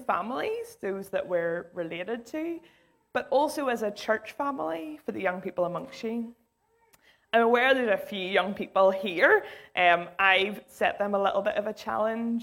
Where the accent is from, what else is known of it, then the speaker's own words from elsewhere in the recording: Islandmagee, Northern Ireland, United Kingdom; I grew up in Isla Magee.